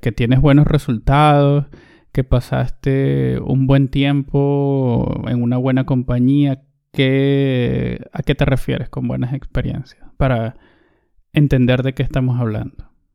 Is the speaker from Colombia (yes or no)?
no; Venezuela; Recuerdo que todavía estaba en el bachillerato, o lo que también llamamos en, Venezuela, en mi país, en el liceo. Debía tener yo unos 15 años